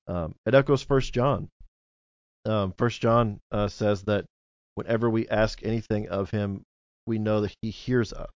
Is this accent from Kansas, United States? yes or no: no; Cape Girardeau, Missouri, United States; moved away as an adult; also born or lived in Jackson, Missouri; growing up in Cape, brought me here to Jackson, and I never thought I would get to ever come back home